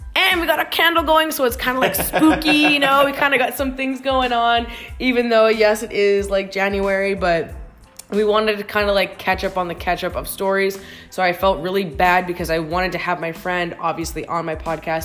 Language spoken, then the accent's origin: English; Canada; as a Canadian